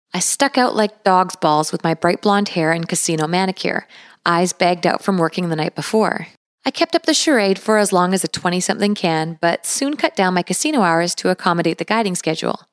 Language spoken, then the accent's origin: English; British Columbia, Canada; I was also born and raised in British Columbia